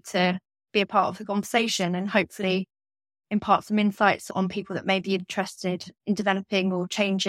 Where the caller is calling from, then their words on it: London, United Kingdom; So I'm calling in from London